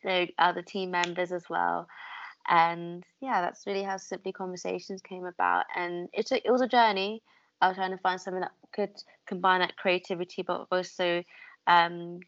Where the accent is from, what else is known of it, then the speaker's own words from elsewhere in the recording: London, United Kingdom; also born or lived in York; as a Londoner, I ended up moving up North University, and I went to York instead